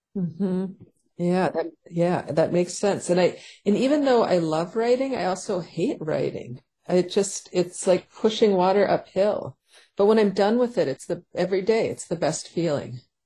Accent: Paynesville, Minnesota, United States; also born or lived in St. Cloud, Minnesota; my hometown where we moved after St. Cloud of Paynesville, Minnesota

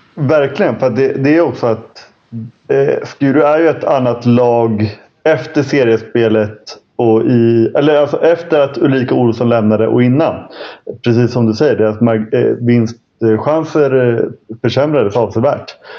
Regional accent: Stockholm, Stockholm County, Sweden; vet ju jag som, som stockholmare

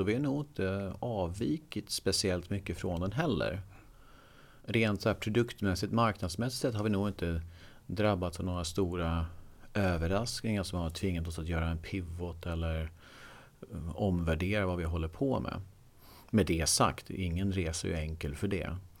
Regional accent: Eksjö, Jönköping County, Sweden; moved away as an adult; also born or lived in Skövde; now in Stockholm, Sweden; Jag är från Småland, Eksjö

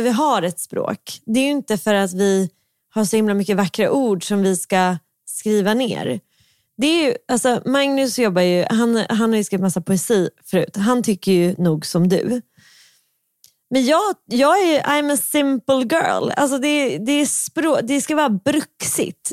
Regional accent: Stockholm, Stockholm County, Sweden; accent: stockholmska; jag har ju väldigt mycket stockholmska

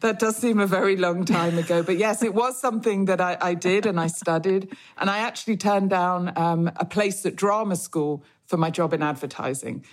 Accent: Manchester, North West England, United Kingdom; I grew up in Manchester

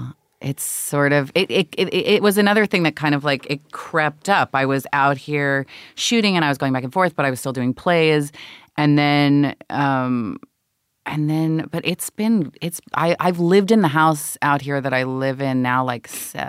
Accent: New York, United States; born there; I was born on the Upper West Side, and then I guess my mom, when my brother was born.

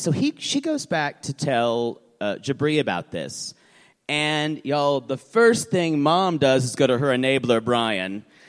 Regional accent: Oklahoma City, Oklahoma, United States; I'm from Oklahoma City.

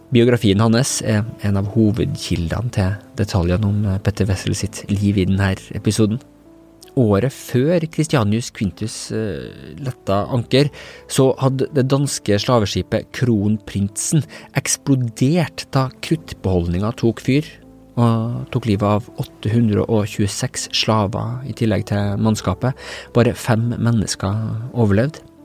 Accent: Trøndelag, Norway; jeg, sjøl som trønder

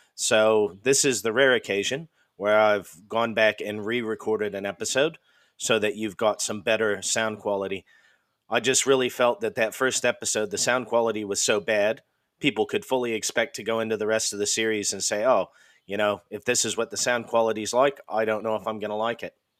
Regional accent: Idaho, United States; also born or lived in Washington / Montana; I'm originally from the Pacific Northwest in the US. I'm originally from Idaho State, and I lived there and in and around in Washington and Montana

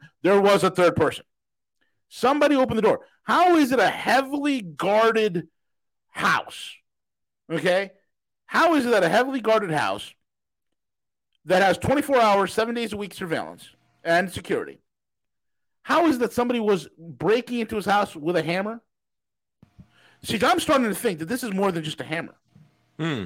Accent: New York, United States; being from New York, I talk with my hands

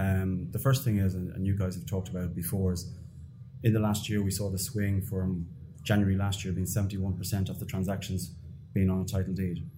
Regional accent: Ireland; now in Dubai, United Arab Emirates; I'm from Ireland, obviously.

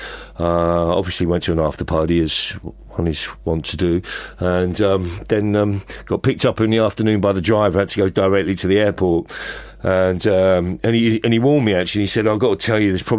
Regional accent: London, United Kingdom; moved away as an adult; also born or lived in Los Angeles; I feel a very strong sense of being a Londoner

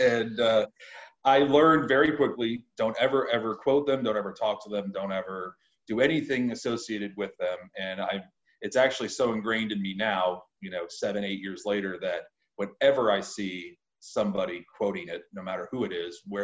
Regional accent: United States; I'm from the United States

